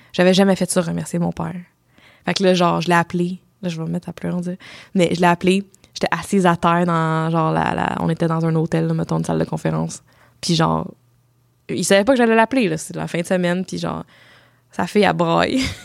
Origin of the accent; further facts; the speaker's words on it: Ontario, Canada; je viens de l'Ontario, je suis moitié euh, Sri Lankaise